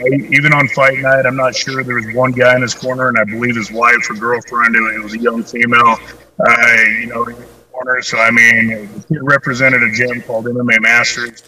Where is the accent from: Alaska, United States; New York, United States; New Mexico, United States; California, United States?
New Mexico, United States; Clovis; I'm originally from Clovis, New Mexico